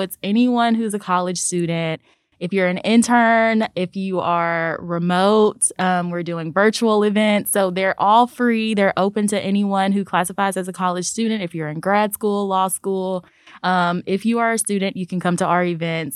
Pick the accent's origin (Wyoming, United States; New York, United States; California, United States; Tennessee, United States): Tennessee, United States; Memphis; I am a Memphis native